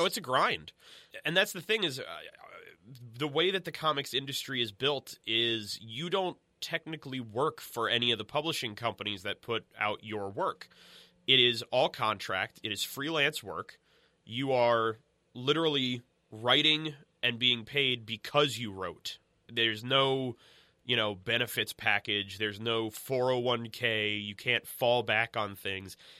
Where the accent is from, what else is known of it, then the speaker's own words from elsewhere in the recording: United States; we grew up outside of New York